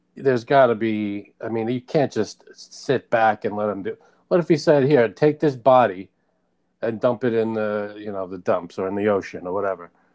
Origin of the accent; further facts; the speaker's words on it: New York, United States; I grew up in New York